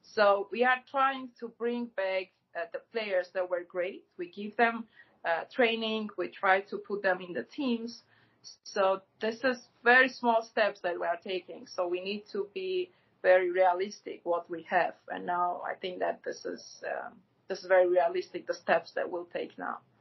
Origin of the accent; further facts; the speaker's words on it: Gyumri, Shirak, Armenia; moved away; I'm from Gyumri, so I lived there till uh, 1999.